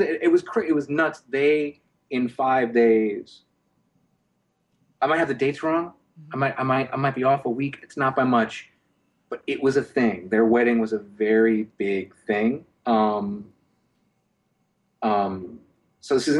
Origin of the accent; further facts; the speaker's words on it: North Carolina, United States; I'm from North Carolina